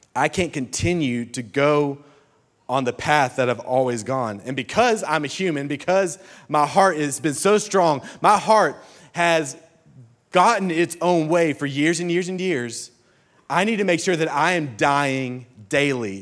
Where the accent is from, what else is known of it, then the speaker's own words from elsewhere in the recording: Birmingham, Alabama, United States; I come from Birmingham, Alabama